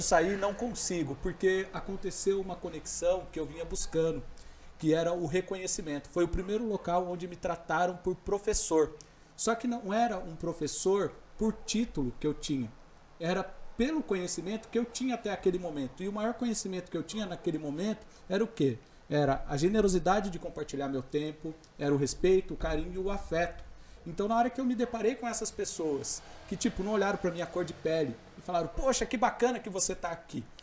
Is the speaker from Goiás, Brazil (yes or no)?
no; Mogi das Cruzes, São Paulo, Brazil; eu nasci lá em Itaiaçupeba, né? Então eu sou daquela região ali, sou da zona rural